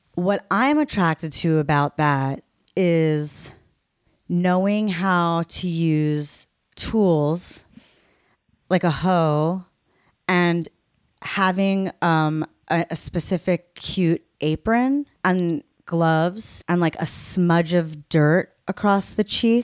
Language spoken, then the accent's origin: English; Long Island, New York, United States; I'm from Long Island